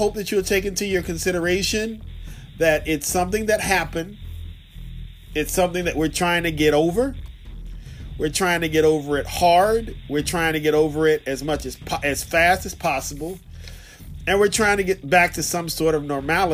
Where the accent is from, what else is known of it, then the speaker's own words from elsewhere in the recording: Virginia, United States; I'm a Negro from Virginia